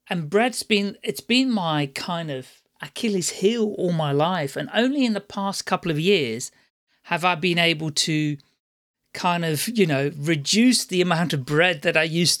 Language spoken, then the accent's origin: English; Amsterdam, North Holland, Netherlands; moved away; I'm originally from the Netherlands, Amsterdam